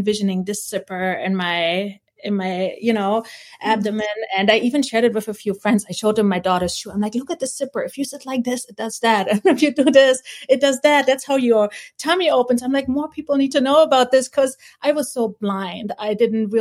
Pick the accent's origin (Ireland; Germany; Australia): Germany; East Germany; moved away; also born or lived in Hawaii; I was born in East Germany. You got picked from a kindergarten if you had a good, you know, body posture, and we're put in class at a very early age